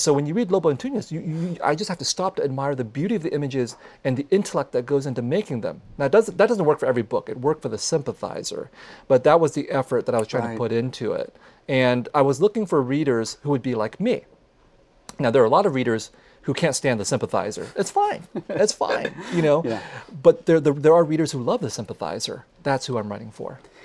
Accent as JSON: {"language": "English", "town": "San Jose", "region": "California", "country": "United States", "tie": "born or raised there", "said": "I grew up with them in San Jose of the 1970s and 1980s"}